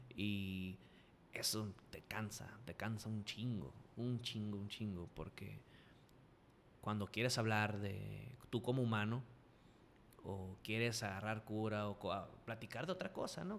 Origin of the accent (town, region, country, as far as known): Culiacán, Sinaloa, Mexico; accent: culichi